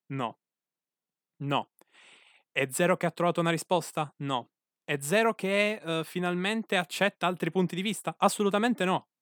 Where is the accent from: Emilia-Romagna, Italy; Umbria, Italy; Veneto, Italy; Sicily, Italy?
Sicily, Italy; qui dalle mie parti terre sicule